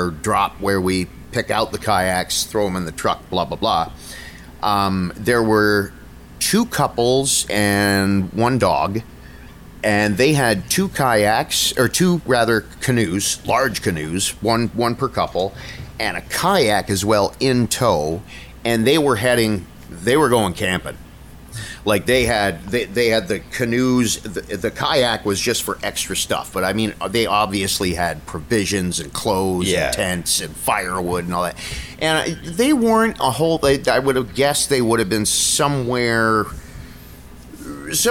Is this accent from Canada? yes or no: yes; Niagara Falls, Ontario, Canada; I was lucky growing up in Niagara Falls